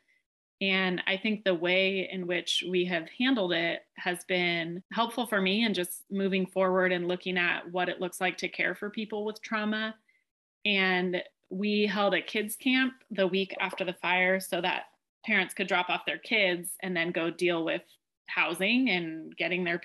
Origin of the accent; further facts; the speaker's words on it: Chico, California, United States; I'm from Chico, California